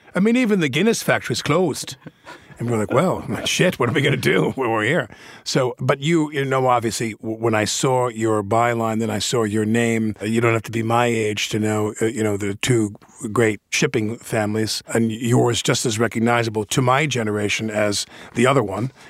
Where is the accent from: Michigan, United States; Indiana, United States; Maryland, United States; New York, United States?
New York, United States; being a New Yorker